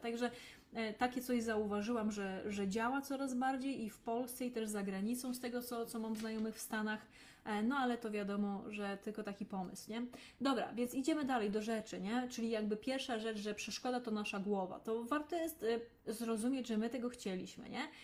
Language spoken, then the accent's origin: Polish; Lesser Poland, Poland; Ja pochodzę z rodziny rolniczej, z małej miejscowości w Małopolsce